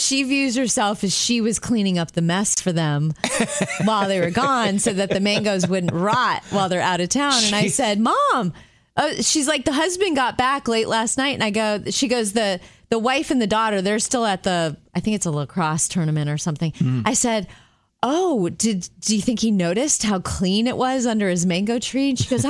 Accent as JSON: {"language": "English", "town": "Jupiter", "region": "Florida", "country": "United States", "tie": "born or raised there", "moved": "yes", "said": "we grew up in Jupiter, Florida. That's where my mom still lives, in the house I grew up in."}